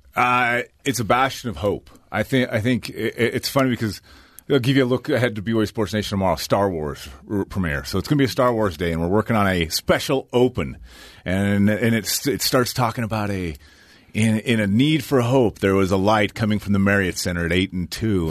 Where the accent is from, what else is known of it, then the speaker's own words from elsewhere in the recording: Aggie country, Utah, United States; I grew up in Aggie